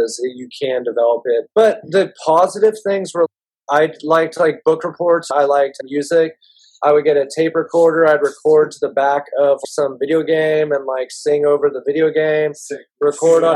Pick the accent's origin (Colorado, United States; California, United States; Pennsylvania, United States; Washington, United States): California, United States; Marin County; We grew up in Marin County